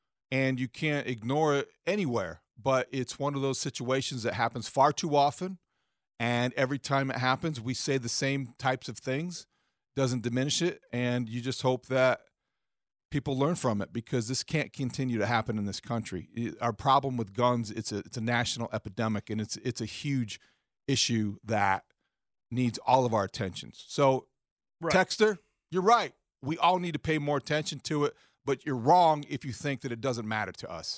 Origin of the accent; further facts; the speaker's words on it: Beijing, China; Well, it was tough growing up in Beijing.